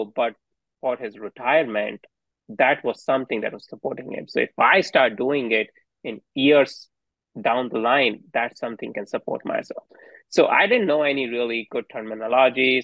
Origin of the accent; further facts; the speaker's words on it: India; now in United States; So me and my wife didn't grow up in US. So we are immigrants here. And we grew up in India.